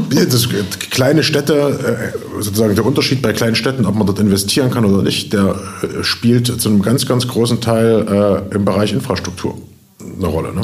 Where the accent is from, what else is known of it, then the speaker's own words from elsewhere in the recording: Jena, Thuringia, Germany; also born or lived in Berlin; bin zurückgezogen in meine Heimatstadt Jena